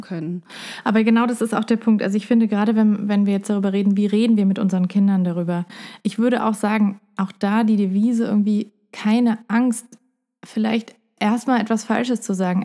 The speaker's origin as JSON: {"language": "German", "town": "Heidelberg", "region": "Baden-Württemberg", "country": "Germany", "tie": "born or raised there", "also_born_or_lived": "Puerto Rico", "said": "ich bin ja in Puerto Rico aufgewachsen und in Heidelberg"}